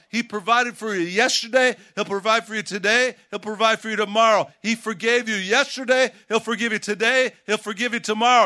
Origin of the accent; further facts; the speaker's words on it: Chicago, Illinois, United States; I grew up in Chicago, and, uh, I grew up during the Michael Jordan years